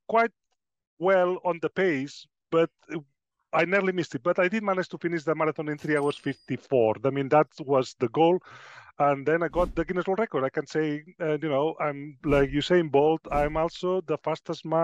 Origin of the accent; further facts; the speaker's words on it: Spain; moved away as an adult; now in Sheffield, United Kingdom; I was born in Spain quite a while ago. But I decided to move. I pursued my dream of being a nurse. And when I was 25, I did pack my bags, and I ended up in the United Kingdom in Sheffield.